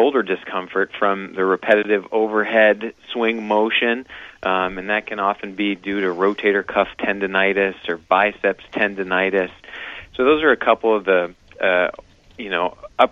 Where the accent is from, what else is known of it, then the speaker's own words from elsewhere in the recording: Wilton, Maine, United States; moved away as an adult; also born or lived in Vail, Colorado; I'm relatively new to the community, although I grew up in Wilton, Maine.